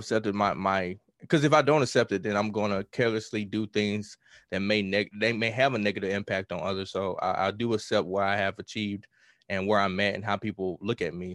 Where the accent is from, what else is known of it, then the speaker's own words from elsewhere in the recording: Mississippi, United States; I'm from Mississippi, so I grew up on blues